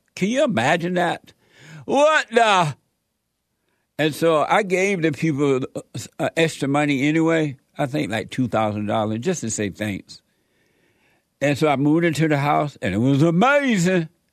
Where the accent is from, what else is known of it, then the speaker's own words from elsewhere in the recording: Alabama, United States; moved away; the house I grew up in in Alabama had a fireplace